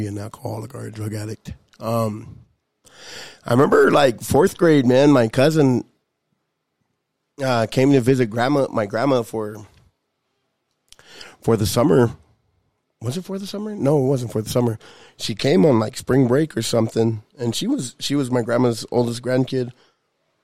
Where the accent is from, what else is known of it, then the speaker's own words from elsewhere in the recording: Lodge Grass, Montana, United States; growing up in Lodgegrass, you know, you don't really got a whole lot of things going on.